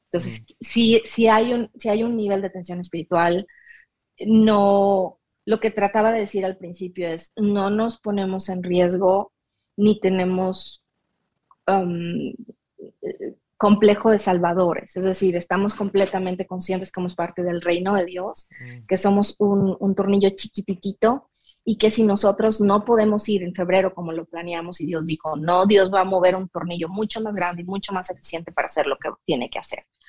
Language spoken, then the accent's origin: Spanish; Michoacán, Mexico; first language Spanish; la de yo en Michoacán adorando al Señor en mi iglesia presbiteriana